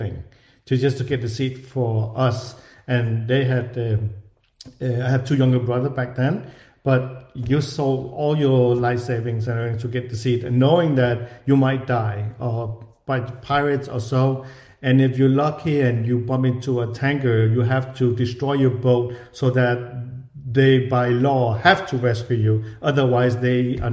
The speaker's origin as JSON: {"language": "English", "area": "south of Copenhagen", "region": "Capital Region of Denmark", "country": "Denmark", "tie": "born or raised there", "also_born_or_lived": "Ho Chi Minh City, Vietnam / Malaysia", "moved": "yes", "said": "I grew up in Denmark, south of Copenhagen."}